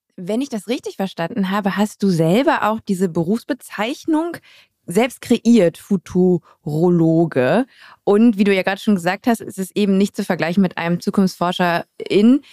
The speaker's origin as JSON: {"language": "German", "town": "Düsseldorf", "region": "North Rhine-Westphalia", "country": "Germany", "tie": "born or raised there", "moved": "yes", "said": "Ich bin gebürtige Düsseldorferin und ich habe das Gefühl, weil ich sehr früh Nordrhein-Westfalen verlassen habe"}